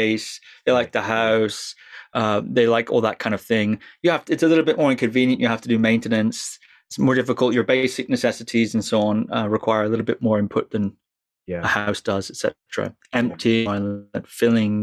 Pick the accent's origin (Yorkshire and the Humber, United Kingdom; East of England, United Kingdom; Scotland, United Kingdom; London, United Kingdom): Scotland, United Kingdom; I'm from Scotland